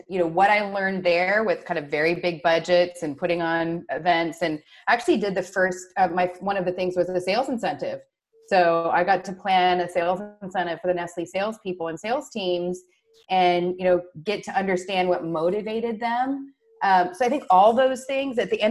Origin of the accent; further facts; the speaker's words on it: Washington, United States; my first sales job, because I did like money, was selling sweet corn on the side of the road, Highway 395 in very northeastern Washington state